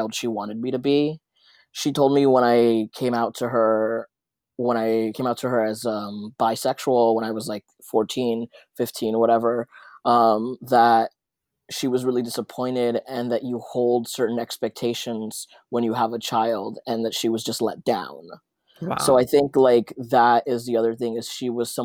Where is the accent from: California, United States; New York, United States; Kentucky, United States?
California, United States; Los Angeles; also born or lived in Santa Ana, El Salvador; But I was raised in like East Hollywood, Koreatown, kind of like where they meet. So here in LA.